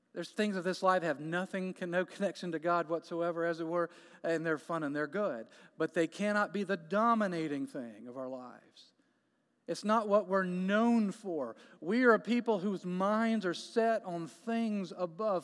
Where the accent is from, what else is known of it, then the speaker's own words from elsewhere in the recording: Jacksonville, Florida, United States; moved away as an adult; now in Canton, United States; We are from Jacksonville, Florida